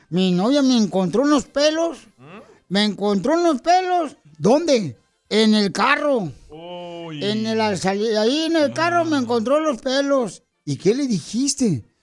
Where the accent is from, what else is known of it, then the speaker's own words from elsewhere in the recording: Matamoros, Tamaulipas, Mexico; now in Dallas, United States; ¿A qué venimos de Matamoros, Tamaulipas, a Dallas, Texas, Estados Unidos? A triunfar.